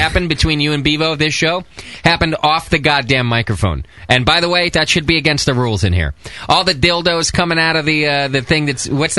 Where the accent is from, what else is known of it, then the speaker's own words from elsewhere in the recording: Hesperia, California, United States; That's like being from Hesperia. Oh, wait. That's where I'm from.